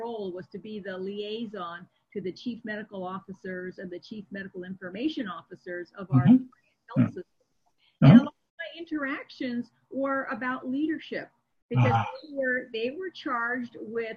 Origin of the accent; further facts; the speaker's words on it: Seattle, Washington, United States; my hometown where I was practicing of Seattle